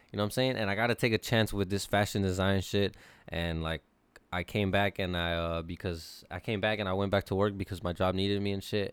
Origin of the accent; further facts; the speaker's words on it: California, United States; I'm from California